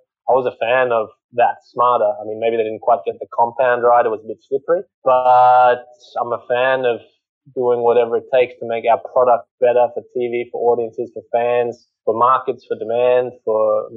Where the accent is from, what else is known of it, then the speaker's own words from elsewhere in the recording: Australia; also born or lived in England; as an Aussie playing at home